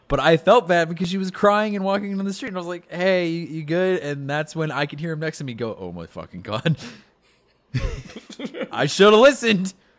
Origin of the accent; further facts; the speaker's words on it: Bakersfield, California, United States; moved away; back in my hometown in California